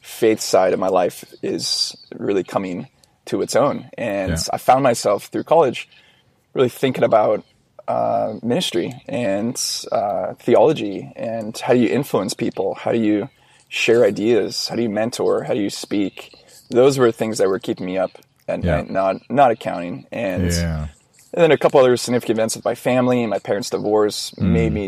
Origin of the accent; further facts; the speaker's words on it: Orange County, California, United States; also born or lived in San Diego; growing up in Orange County